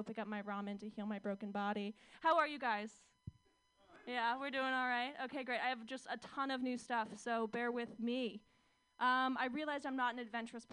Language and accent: English; Orange County, California, United States; moved away; growing up in Orange County.